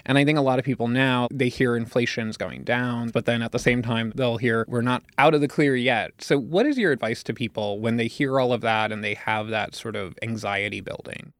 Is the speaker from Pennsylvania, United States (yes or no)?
yes; Pennsylvania, United States; I'm from Pennsylvania